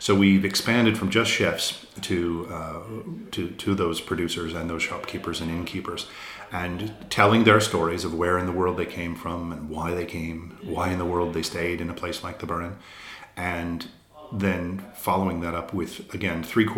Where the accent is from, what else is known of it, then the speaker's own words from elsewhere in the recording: United States; accent: American; also born or lived in 18 or 19 US states; now in Ireland; I'm an American who lived in, I think, 18 or 19 different states. So my accent from America is a bit mucky. And then my family originally came from Fermanagh in the north.